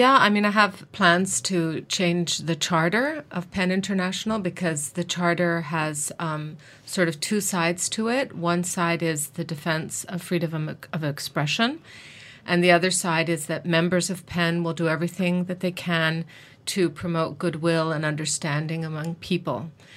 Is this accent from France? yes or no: no; Mexico; also born or lived in New York, United States; I live in Mexico, and I was raised in Mexico, and I also went to university in the United States. I went to New York University